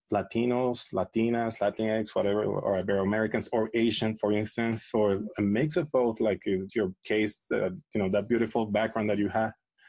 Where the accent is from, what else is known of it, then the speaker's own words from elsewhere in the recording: Venezuela; English is a second language; moved away as an adult; now in United States; I'm an immigrant. I was born and raised in Venezuela. I came here when I was 22. But I'm an American citizen. I'm a citizen of the United States of America.